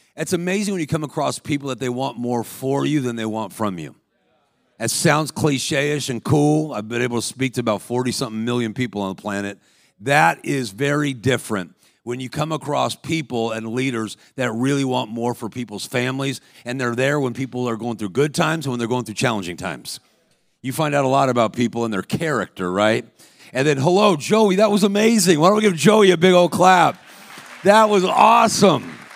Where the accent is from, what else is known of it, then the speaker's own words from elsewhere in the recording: Los Angeles, California, United States; I was a professional athlete growing up in Los Angeles.